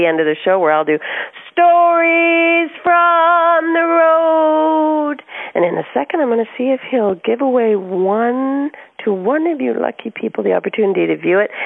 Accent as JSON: {"language": "English", "country": "Canada", "moved": "yes", "lives_now": "California, United States", "said": "I'm Canadian originally, but living in California"}